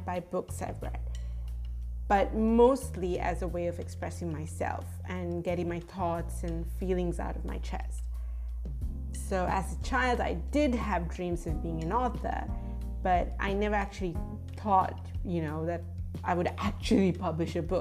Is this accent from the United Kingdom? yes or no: no; Sri Lanka; moved away as an adult; also born or lived in United States / Japan; I grew up in Sri Lanka, lived in the United States and Japan for 6 years before coming back home